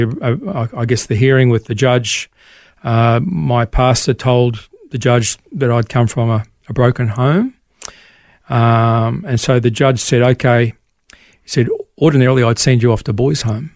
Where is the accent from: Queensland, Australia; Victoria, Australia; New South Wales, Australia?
New South Wales, Australia; Tamworth; also born or lived in Sydney / Port Macquarie; born in Sydney in 1960. Our family moved to Tamworth, so I grew up in Tamworth, country music capital of Australia